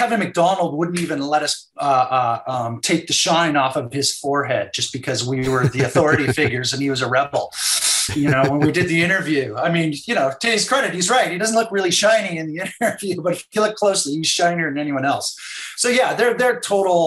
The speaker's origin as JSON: {"language": "English", "town": "Vancouver", "region": "British Columbia", "country": "Canada", "said": "I'm from Vancouver"}